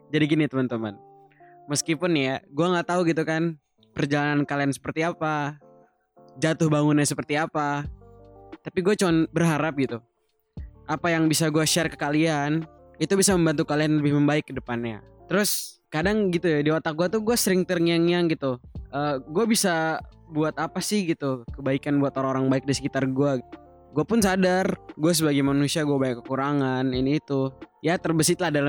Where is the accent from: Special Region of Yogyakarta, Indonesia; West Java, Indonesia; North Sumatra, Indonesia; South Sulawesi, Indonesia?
West Java, Indonesia; Bekasi; also born or lived in Jakarta; now in Turkey; gue lahir di Jakarta, besar di Bekasi, tapi kampung di Jogja. Lucunya gue nggak bisa bahasa Jawa.